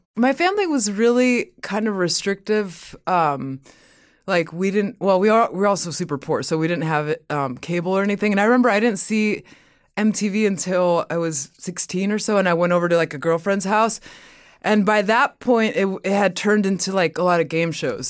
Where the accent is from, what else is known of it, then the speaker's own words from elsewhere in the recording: Inland Empire, California, United States; also born or lived in Mexico; I was born in Mexico, and then when we moved to America, we, my family lived in the Inland Empire